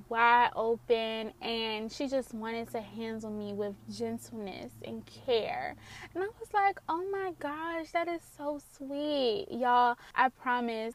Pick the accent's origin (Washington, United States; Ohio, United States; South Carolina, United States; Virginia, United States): Virginia, United States; Richmond; that's my hometown where I was born, where I'm from, and that's currently where I'm living at this moment